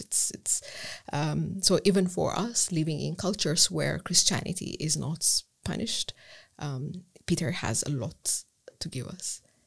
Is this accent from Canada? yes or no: no; Ethiopia; English is a second language; moved away as an adult; also born or lived in Germany / Edinburgh; I'm from Ethiopia. Um, I left Ethiopia to pursue undergraduate studies in Germany.